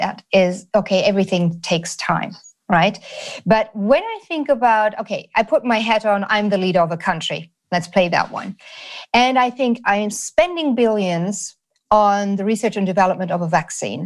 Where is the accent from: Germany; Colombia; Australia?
Germany; I grew up in Germany